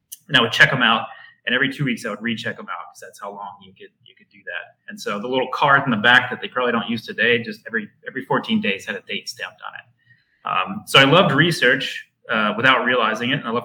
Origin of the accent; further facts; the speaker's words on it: McComb, Mississippi, United States; moved away as an adult; also born or lived in Hattiesburg, Mississippi; now in Berkeley, United States; I'm born and raised in McComb, Mississippi